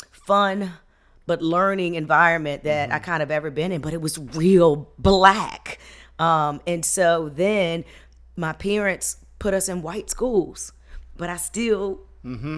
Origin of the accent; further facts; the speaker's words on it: Hampton, Virginia, United States; I was raised on Hampton Institute's grounds